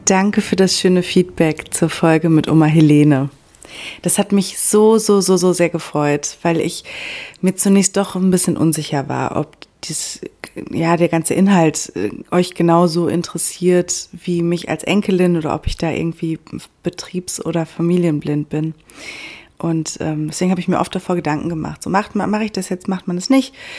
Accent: Germany; bei uns in Deutschland

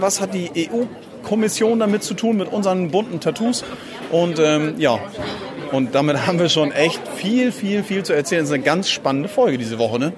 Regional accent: Flensburg, Schleswig-Holstein, Germany; unsere Heimatstadt Flensburg

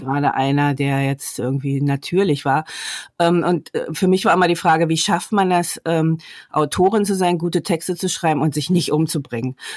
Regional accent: the East, East Germany, Germany; Ich bin ja ähm, im Osten groß geworden, sozialisiert worden

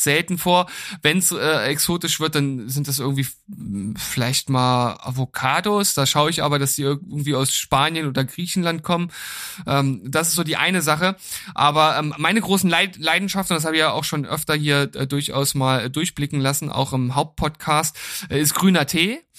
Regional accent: Lower Saxony, Germany; moved away; bei uns in Niedersachsen

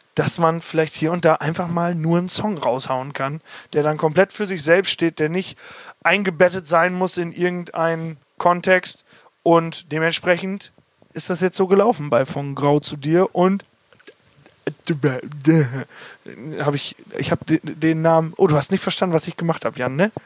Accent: Hagen am Teutoburger Wald, Lower Saxony, Germany; Niklas, Janis und ich, wir kommen aus Hagen

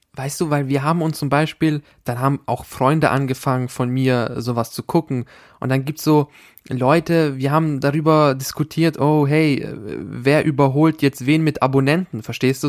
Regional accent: Austria; da, wo ich herkomme, da, wo ich äh, geboren bin, in diesem Bundesland in Österreich

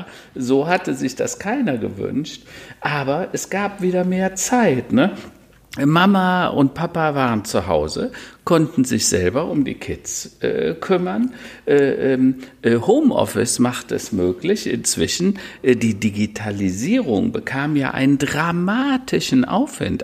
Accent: Hennef, North Rhine-Westphalia, Germany; Hennef, meine alte Heimat, da bin ich mal geboren mhm. oder in der Nähe von Hennef

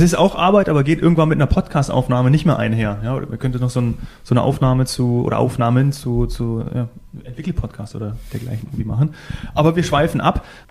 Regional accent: Northern Hesse, Germany; now in Bavaria, Germany; ich komme aus Nordhessen

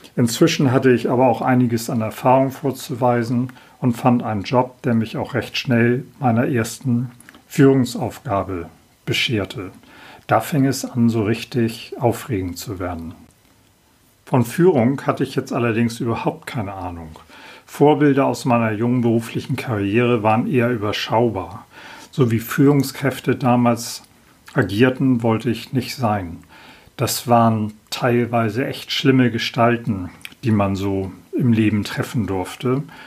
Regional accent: Hamburg, Germany; 1965 wurde ich in Hamburg geboren. Aufgewachsen bin ich in sogenannten gutbürgerlichen Verhältnissen

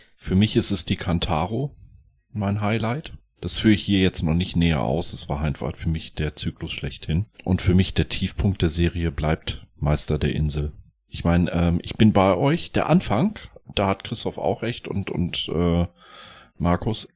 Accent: West Germany, Germany; als ich Teenie war, ja, da hat sich ja die Mauer geöffnet. Ich war aus Westdeutschland

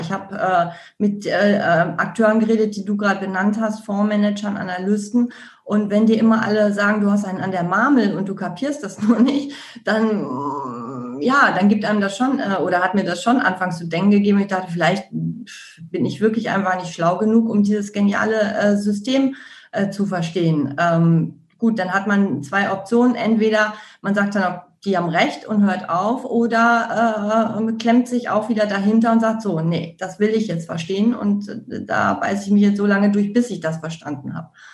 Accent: Ruhr area, North Rhine-Westphalia, Germany; ich komme aus dem Ruhrgebiet

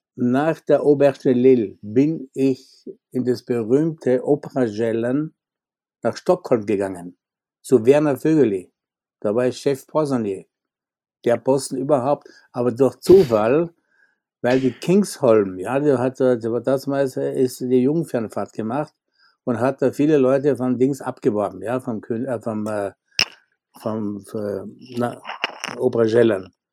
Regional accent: Austria; moved away as an adult; als Österreicher

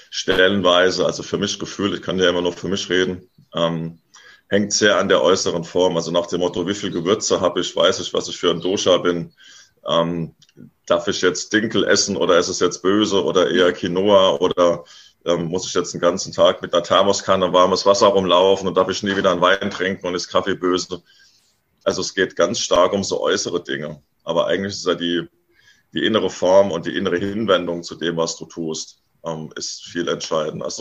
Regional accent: Hesse, Germany; bin jetzt nach zehn Jahren unterwegs sein wieder hier zurück an die Hessische Bergstraße, wo ich aufgewachsen bin.

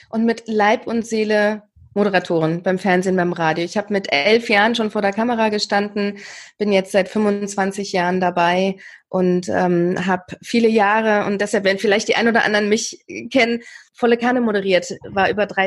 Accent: East Germany, Germany; ich komme ja aus dem Osten, also aus der mhm. ehemaligen DDR, eine AG besuchen

